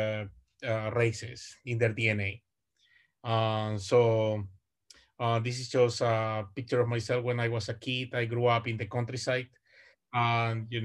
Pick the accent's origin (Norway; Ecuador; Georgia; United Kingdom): Ecuador; English is a second language; moved away as an adult; also born or lived in United States / Vancouver, Canada; now in Canada; I'm originally from Ecuador. South America, and I have been in Canada since 2011